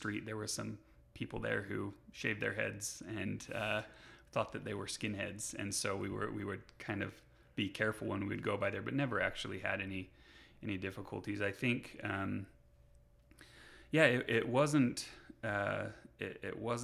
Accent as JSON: {"language": "English", "region": "Utah", "country": "United States", "tie": "born or raised there", "said": "born and raised in Utah, spent most of my life here, really love it here"}